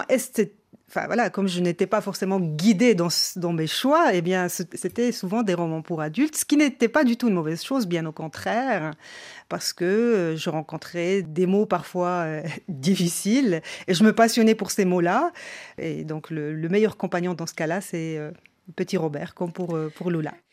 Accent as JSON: {"language": "French", "town": "Salé", "region": "Rabat-Salé-Kénitra", "country": "Morocco", "tie": "born there", "said": "Je ne suis pas né à Marrakech, je suis né à Salé. Près de Rabat"}